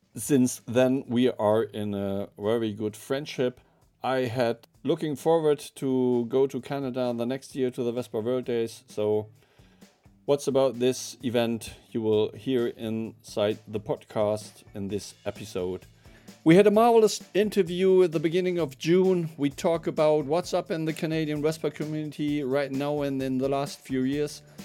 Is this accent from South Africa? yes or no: no; Hanover, Lower Saxony, Germany; English is a second language; I'm from Hanover.